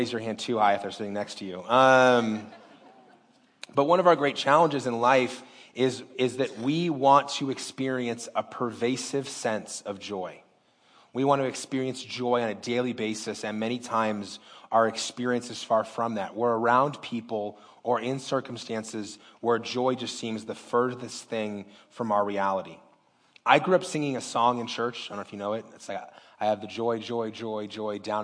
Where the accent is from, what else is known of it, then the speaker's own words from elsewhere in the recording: Las Vegas, Nevada, United States; I was born and raised in Las Vegas